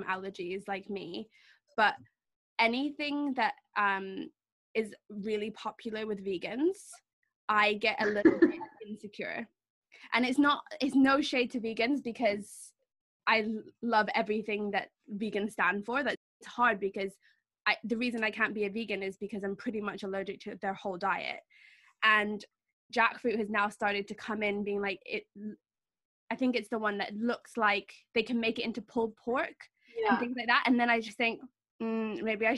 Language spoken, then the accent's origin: English; Switzerland; moved away; we grew up in Switzerland